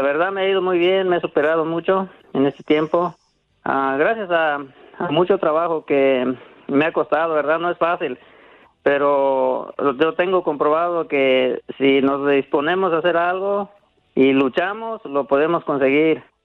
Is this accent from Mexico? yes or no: yes; Susupuato, Michoacán, Mexico; now in United States; Yo soy de un lado de Zitácuaro, Michoacán